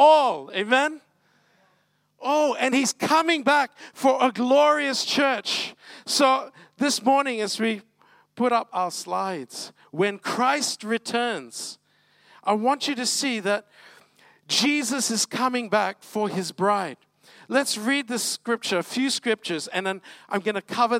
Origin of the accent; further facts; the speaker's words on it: Malacca, Malaysia; moved away; I'm from Malacca originally